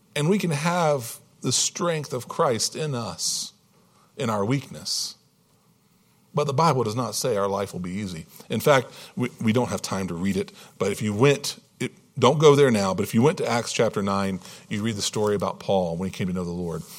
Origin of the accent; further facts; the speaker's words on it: Hampton Roads, Virginia, United States; I was born and raised in Hampton Roads, Virginia, Virginia Beach, Yorktown, that, that area, Norfolk, that, that area of Virginia